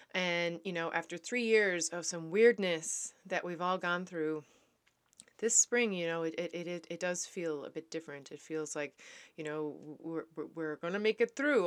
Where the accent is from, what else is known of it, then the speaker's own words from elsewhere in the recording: Canada; also born or lived in Netherlands; I am a Canadian back in Canada.